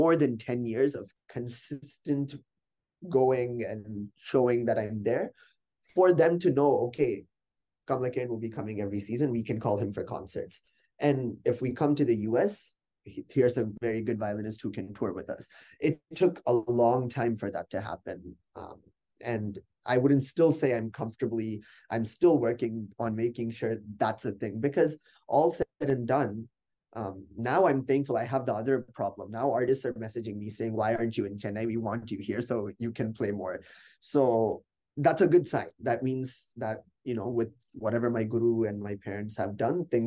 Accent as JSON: {"language": "English", "country": "United States", "said": "we're from America"}